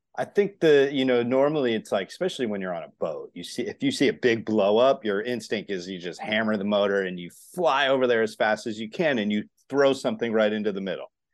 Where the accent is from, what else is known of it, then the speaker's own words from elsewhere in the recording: Northeast, United States; now in Florida, United States; I grew up in the Northeast, but I'm down here in Florida